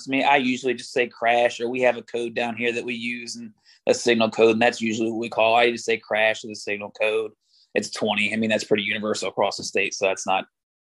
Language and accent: English; Oklahoma, United States; accent: country; now in Louisiana, United States; I was born in Oklahoma